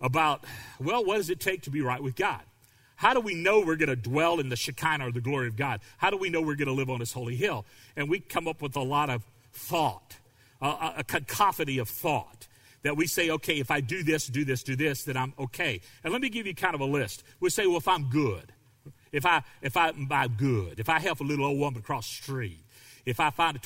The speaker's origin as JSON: {"language": "English", "region": "the South", "country": "United States", "tie": "born or raised there", "said": "I grew up in the South, and I understand what it's like to grow up in a family of racists"}